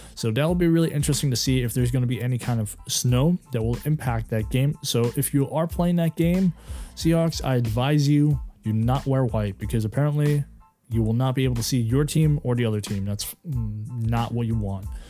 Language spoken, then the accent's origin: English; United States; I am American, but I'm also part German